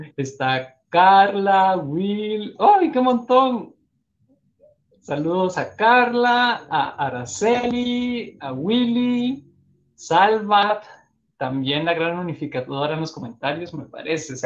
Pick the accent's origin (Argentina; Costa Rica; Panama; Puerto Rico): Costa Rica; de Costa Rica.